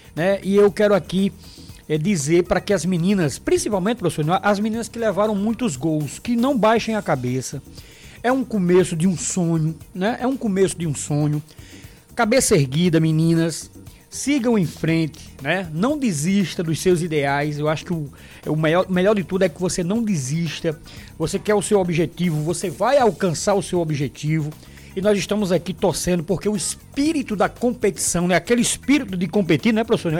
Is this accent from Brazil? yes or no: yes; Paraíba, Brazil; minha terra, o esporte da Paraíba